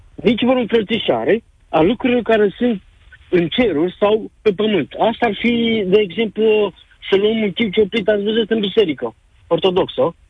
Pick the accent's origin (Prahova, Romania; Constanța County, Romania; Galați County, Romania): Galați County, Romania; Galați; now in United Kingdom; sunt din Galați, dar uh, momentan locuiesc în uh, Marea Britanie